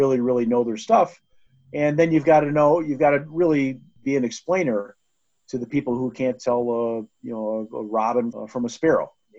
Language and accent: English; Colorado, United States; my home state of Colorado